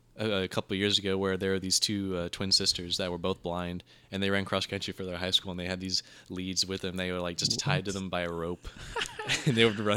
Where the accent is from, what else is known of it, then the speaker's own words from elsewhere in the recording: Enterprise, Alabama, United States; I was born in Enterprise, and I lived there my whole life.